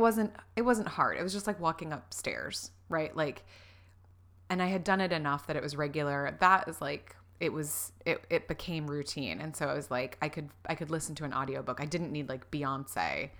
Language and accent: English; Florida, United States; growing up in Florida